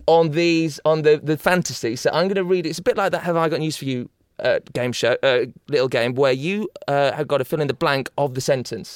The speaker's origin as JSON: {"language": "English", "region": "Yorkshire and the Humber", "country": "United Kingdom", "said": "I'm from Yorkshire"}